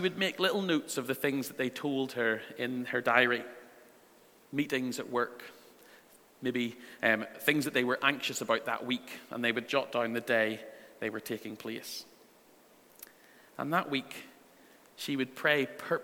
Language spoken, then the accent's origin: English; Northern Ireland, United Kingdom; The church that I went to growing up in Northern Ireland